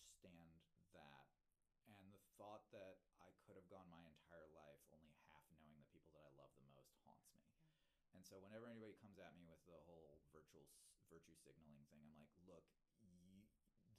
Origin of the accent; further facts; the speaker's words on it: Kentucky, United States; moved away; I grew up in Kentucky